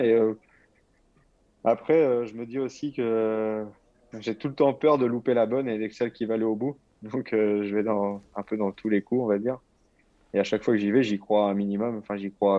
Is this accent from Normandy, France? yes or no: yes; Normandy, France; moved away as an adult; now in Languedoc-Roussillon, France; je... reste normand